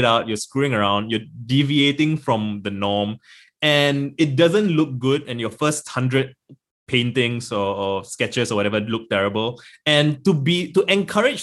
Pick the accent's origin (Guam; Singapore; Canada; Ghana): Singapore; I'm born and raised in Singapore. I've been here all my life.